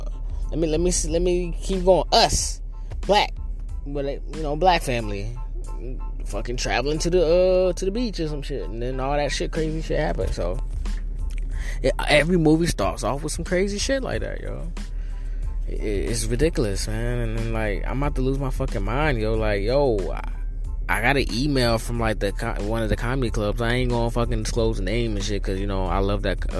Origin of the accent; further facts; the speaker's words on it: North Carolina, United States; now in New York City, United States; I'm originally from North Carolina.